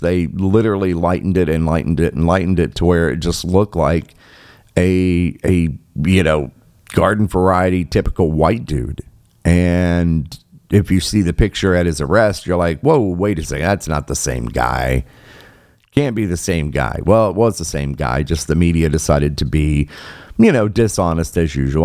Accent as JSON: {"language": "English", "region": "Michigan", "country": "United States", "tie": "born or raised there", "said": "my home state here um, of Michigan."}